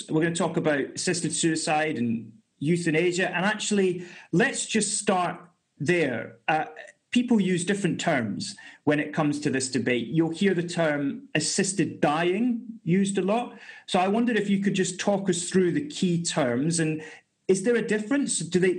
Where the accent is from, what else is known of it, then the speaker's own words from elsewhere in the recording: Edinburgh, Scotland, United Kingdom; I'm from Edinburgh on the East Coast